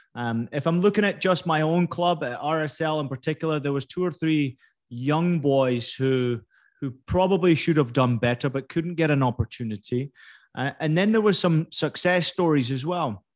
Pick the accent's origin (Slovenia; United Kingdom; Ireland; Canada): United Kingdom; Scotland; moved away as an adult; also born or lived in California; I was born in California, obviously grew up in, in Scotland. You can tell by the accent